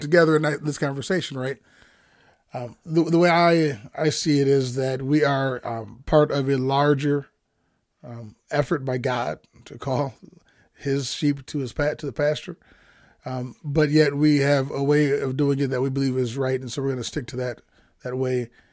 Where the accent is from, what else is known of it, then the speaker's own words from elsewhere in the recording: Milwaukee, Wisconsin, United States; now in Twin Cities, United States; I grew up in Milwaukee